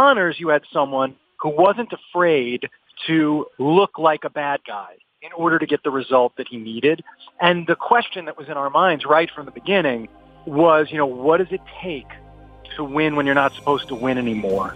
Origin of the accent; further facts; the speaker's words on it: New York City, New York, United States; David and I grew up near Flushing Meadows, you know, and I worked at the U.S. Open as a kid